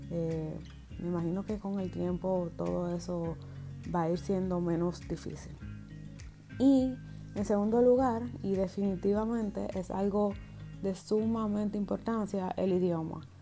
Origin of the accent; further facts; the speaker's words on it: Germany; pues mi cédula es alemana porque yo soy alemana.